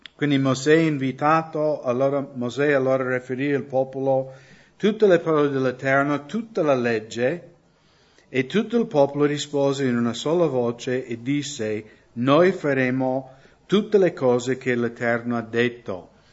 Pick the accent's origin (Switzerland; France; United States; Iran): United States; Italian is a second language; moved away as an adult; now in Italy; anche io crescendo, perché negli Stati Uniti conoscevo credenti che erano legalisti